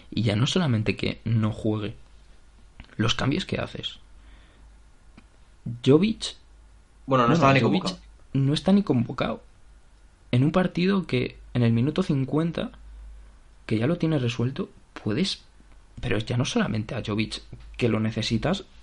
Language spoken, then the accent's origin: Spanish; Algete, Community of Madrid, Spain; Yo soy de Algeta. Que, ya está. Yo soy de Algeta y de la, de la escuela Bordalás